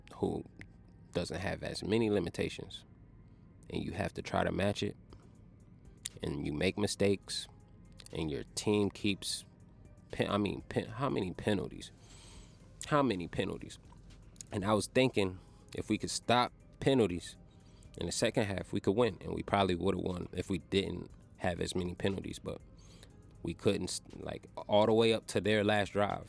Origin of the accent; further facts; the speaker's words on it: Tulsa, Oklahoma, United States; I was born in Tulsa.